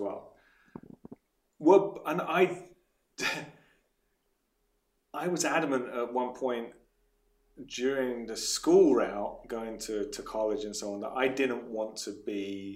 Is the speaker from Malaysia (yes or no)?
no; England, United Kingdom; moved away; From England, yes, I'm from England